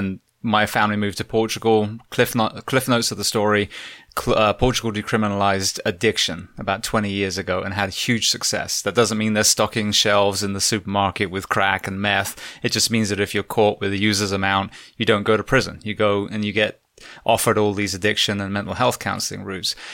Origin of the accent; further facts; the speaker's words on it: England, United Kingdom; just like yourself, as a, as an Englishman, I'm like, where are all the Aboriginal people?